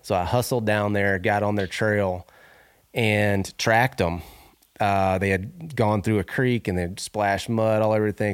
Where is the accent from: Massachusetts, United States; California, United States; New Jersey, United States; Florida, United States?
Florida, United States; Northwest; moved away as an adult; now in Idaho, United States; I grew up in Northwest Florida